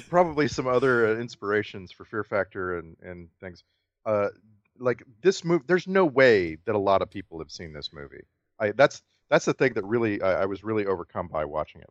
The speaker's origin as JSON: {"language": "English", "region": "Texas", "country": "United States", "moved": "yes", "said": "I was from Texas"}